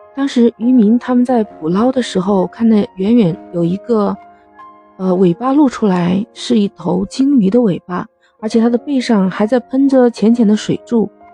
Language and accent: Chinese; China; 我们中国人，用我们中国人自己的方法、自己的爱心